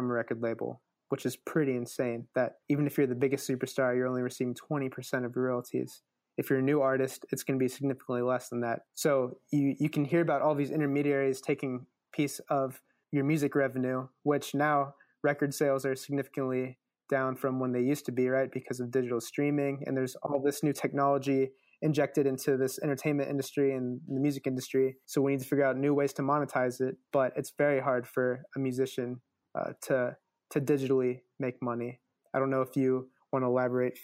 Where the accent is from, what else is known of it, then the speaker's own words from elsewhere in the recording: Midwest, United States; I'm from the Midwest